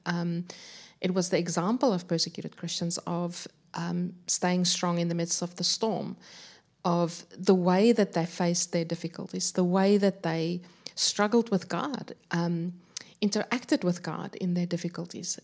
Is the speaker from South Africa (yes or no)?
yes; South Africa; moved away as an adult; now in Adelaide, Australia; I grew up in South Africa, moved to Australia around ten years ago. I'm now living in Adelaide